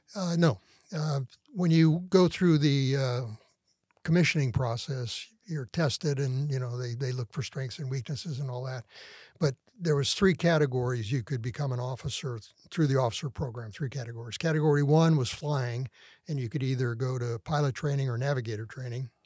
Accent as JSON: {"language": "English", "town": "South San Francisco", "region": "California", "country": "United States", "tie": "born or raised there", "also_born_or_lived": "Sacramento", "moved": "as an adult", "said": "I was born in San Francisco and raised in the San Francisco Bay Area"}